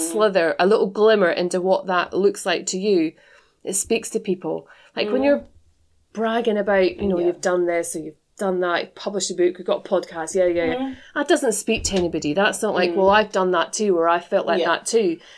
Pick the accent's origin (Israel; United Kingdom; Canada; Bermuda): United Kingdom; Scotland; being from Scotland as well